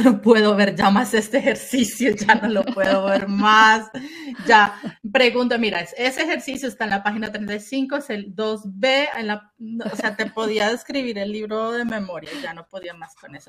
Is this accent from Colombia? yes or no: yes; Colombia; moved away as an adult; also born or lived in Germany; Yo soy eh, originalmente de Colombia, nací en Colombia